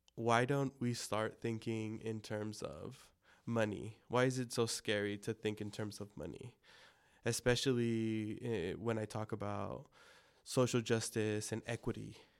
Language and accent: English; El Monte, California, United States; first language Spanish; English is a second language; also born or lived in Pomona / Baldwin Park / Covina; growing up, yes, in El Monte, I grew up in El Monte, Pomona, Baldwin Park, and then ended up in Covina for a bit.